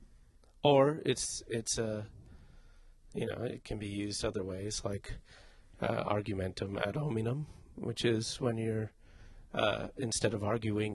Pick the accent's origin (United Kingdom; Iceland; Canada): United Kingdom; England; I'm from England.